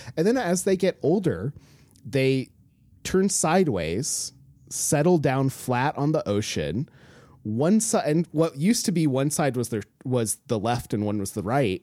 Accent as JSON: {"language": "English", "region": "Alaska", "country": "United States", "tie": "born or raised there", "said": "I grew up in Alaska, like, on the coast"}